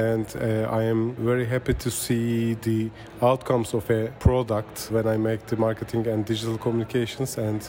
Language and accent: English; Turkey; I'm from Turkey